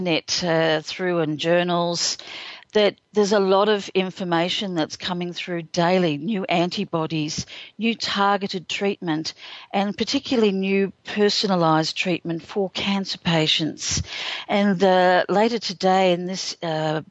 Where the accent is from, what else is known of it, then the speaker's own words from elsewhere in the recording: Australia; I'm an Australian